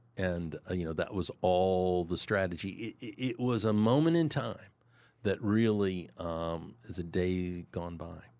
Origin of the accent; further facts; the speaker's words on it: Kansas City, Missouri, United States; I was born in Kansas City.